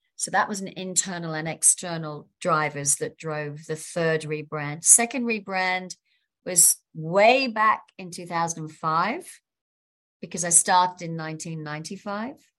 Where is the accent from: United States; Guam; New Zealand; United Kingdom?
United Kingdom; London; now in Sydney, Australia; I'm from London